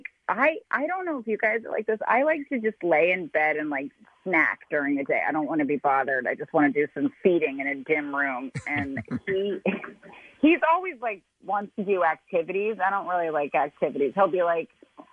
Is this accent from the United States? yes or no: yes; Brooklyn, New York, United States; I'm from Brooklyn proper